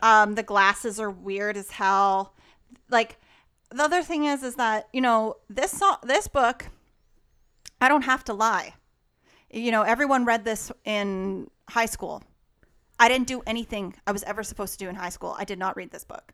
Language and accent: English; Alberta, Canada; Growing up in Alberta